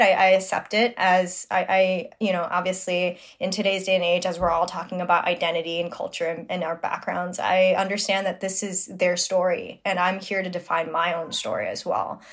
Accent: New York City, New York, United States; I'm born and raised in Flushing, Queens, New York

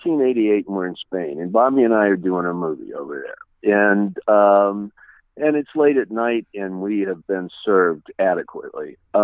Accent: Washington, District of Columbia, United States; I grew up in Washington D.C. and in a place called Chilham Heights, and I had a single mom

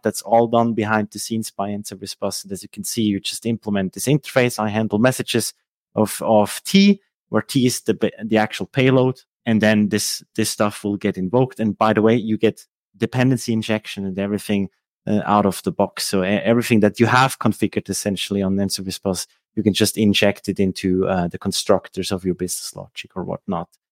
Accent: Switzerland; first language Swiss German; English is a second language; also born or lived in Lucerne; I'm from Switzerland. Uh, uh, so my native language is actually Swiss German

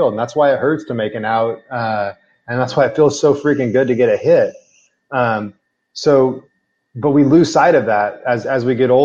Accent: Walnut Creek, California, United States; my hometown of Walnut Creek

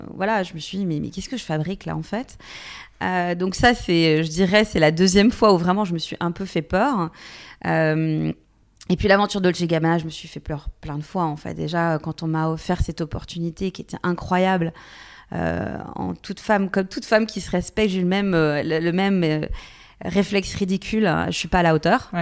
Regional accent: Bourgogne-Franche-Comté, France; moved away; also born or lived in Paris / Lyon / New York; je viens finalement d'un petit village, je viens de Franche-Comté

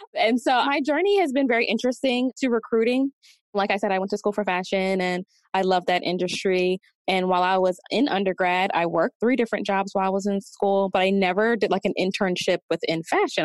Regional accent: Delaware, United States; moved away as an adult; now in Atlanta, United States; I'm from Delaware, so I decided to move here to Atlanta

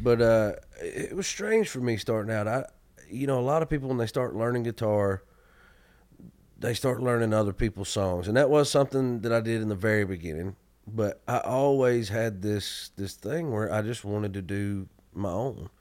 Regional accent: Georgia, United States; the road you have to take in my hometown to get to the church I grew up

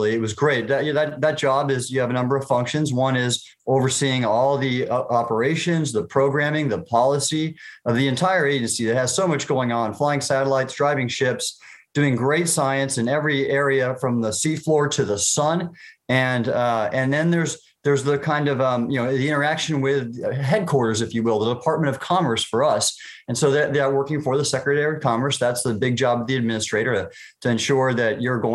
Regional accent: Southern California, United States; I grew up in Southern California, and I went to the beach a lot

